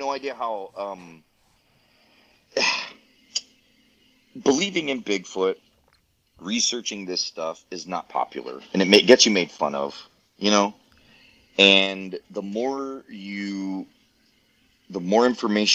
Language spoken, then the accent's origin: English; Waverly, Tennessee, United States; moved away; where I grew up in Backwoods, Tennessee, Waverly, Tennessee